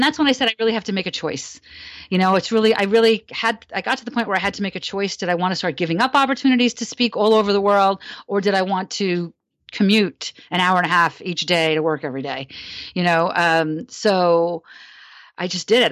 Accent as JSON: {"language": "English", "region": "New Jersey", "country": "United States", "tie": "born or raised there", "said": "I grew up in New Jersey, so near Coney Island"}